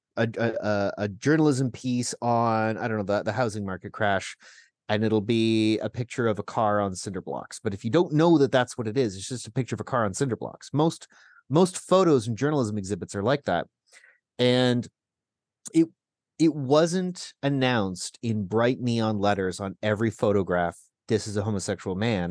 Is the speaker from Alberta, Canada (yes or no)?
no; Burlington, Ontario, Canada; I grew up in Burlington. There's a lot of Latvians in Southern Ontario